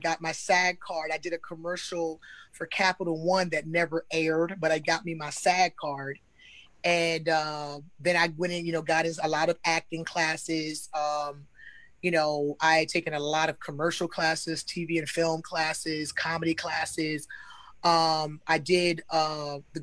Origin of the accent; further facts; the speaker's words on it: Newport News, Virginia, United States; moved away as an adult; now in Atlanta, United States; I'm originally from Virginia. Newport News. But I moved to Atlanta almost 6 years ago.